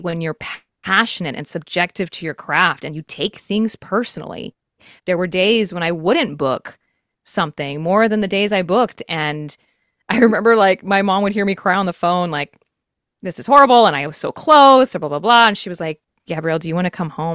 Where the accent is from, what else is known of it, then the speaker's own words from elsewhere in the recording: Texas, United States; I'm from Texas